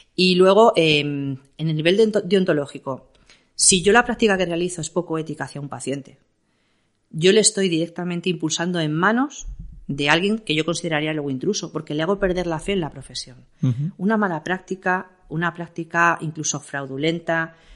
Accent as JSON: {"language": "Spanish", "region": "Castilla-La Mancha", "country": "Spain", "moved": "yes", "lives_now": "Madrid, Spain", "said": "siendo yo una manchega recalcitrante"}